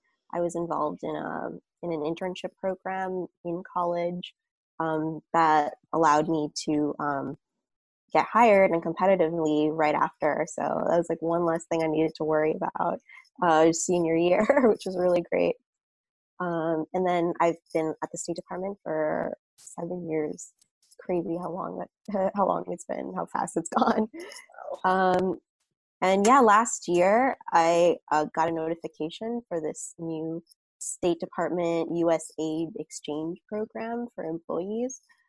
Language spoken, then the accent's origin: English; Brooklyn, New York, United States; Sure. Brooklyn's awesome. I feel like it's changed so much over the years. Every time I go home, it's just like completely different neighborhood.